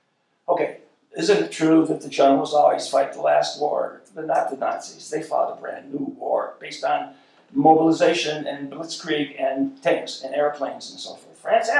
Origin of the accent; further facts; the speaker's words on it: Ireland; My favorite color was green. I'm Irish.